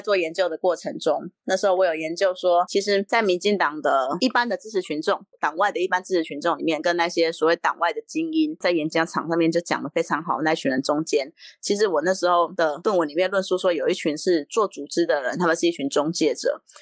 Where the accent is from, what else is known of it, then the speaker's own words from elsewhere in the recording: Yunlin County, Taiwan; moved away as an adult; now in Taipei, Taiwan; 我是云林人，我是把我高中的学历放上去，因为我是读云林县的振兴中学